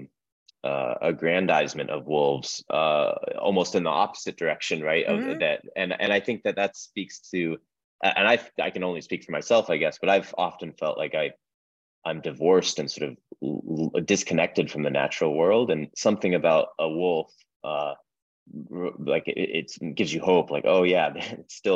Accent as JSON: {"language": "English", "region": "Idaho", "country": "United States", "tie": "born or raised there", "moved": "as an adult", "lives_now": "Eastern Washington, United States", "said": "I grew up in Idaho, Southern and also Northern Idaho. And then I've been in Eastern Washington for a decade now"}